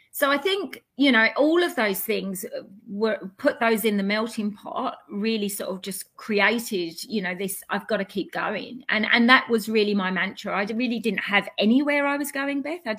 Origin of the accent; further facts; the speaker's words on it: London, United Kingdom; I come from the East End of, of London, which, if you know much about the East End of London, you know, we, we hustle, we, we, we drive, we push